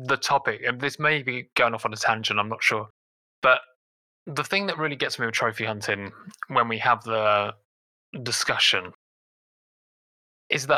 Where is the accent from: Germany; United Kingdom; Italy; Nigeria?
United Kingdom; England; now in London, United Kingdom; as an English person